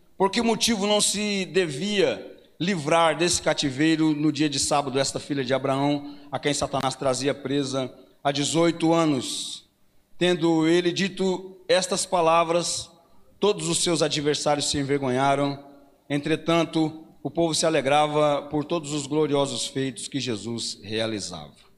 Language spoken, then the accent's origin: Portuguese; Paranavaí, Paraná, Brazil; Eu fui criado aqui na Vila Operária.